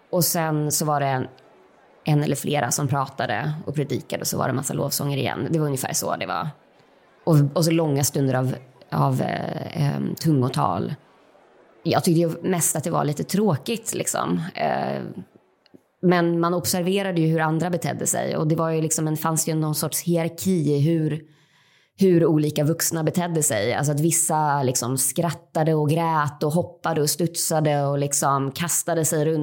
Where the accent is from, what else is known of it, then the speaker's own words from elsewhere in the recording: Uppsala, Uppsala County, Sweden; now in Malmö, Sweden; Eh, på slutet av 80-talet, början av 90-talet så växte jag upp på Livets Ord och gick på Livets Ords kristna skola. Eh, jag bor med min man och dotter i Malmö